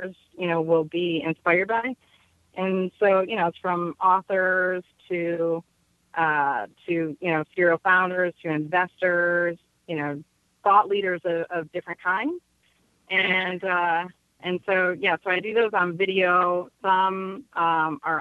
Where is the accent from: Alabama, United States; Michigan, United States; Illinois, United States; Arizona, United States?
Michigan, United States; Detroit; moved away; also born or lived in Oregon / San Francisco; I'm from Detroit, you know, 87%, you know, Black community.